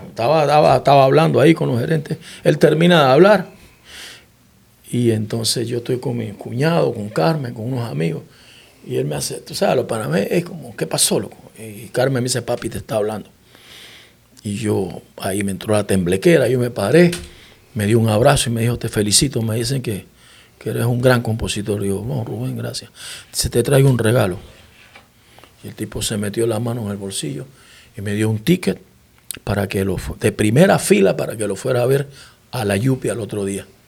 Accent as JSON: {"language": "Spanish", "country": "Panama", "also_born_or_lived": "Santiago de Veraguas / Puerto Rico", "moved": "as an adult", "said": "yo soy panameño, que estoy acá en Puerto Rico"}